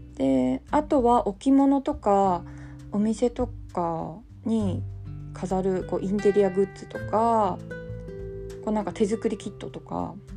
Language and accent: Japanese; Kanagawa, Japan; 出身も神奈川